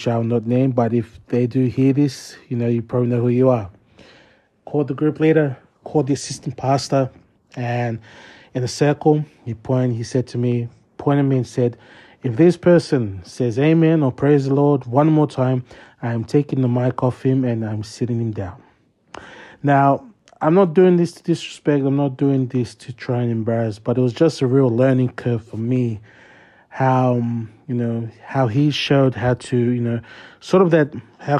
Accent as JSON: {"language": "English", "town": "Sydney", "region": "New South Wales", "country": "Australia", "tie": "born or raised there", "said": "a boy such as me, born and raised in the St. George area, here in Sydney South"}